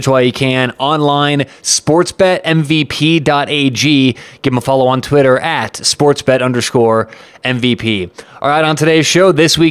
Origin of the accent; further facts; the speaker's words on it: Colorado, United States; I'm from Colorado